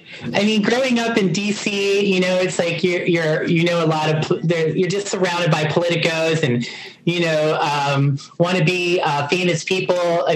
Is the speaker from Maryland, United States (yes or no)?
yes; Montgomery County, Maryland, United States; also born or lived in Beaver Falls, Pennsylvania; I grew up in the Washington, D.C. area, right outside of Montgomery County, Maryland.